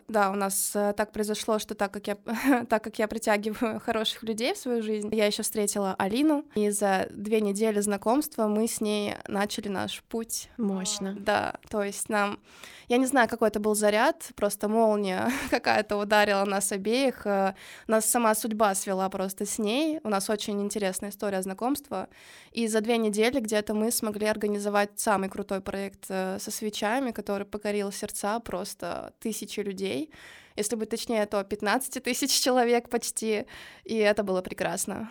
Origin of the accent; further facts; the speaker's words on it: Kirov, Kirov Oblast, Russia; moved away as an adult; now in Saint Petersburg, Russia; Я до этого жила в городе Киров